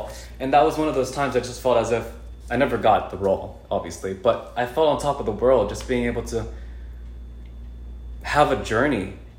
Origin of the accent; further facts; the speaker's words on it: Los Angeles, California, United States; moved away as an adult; now in Columbus, United States; I'm from California, from LA.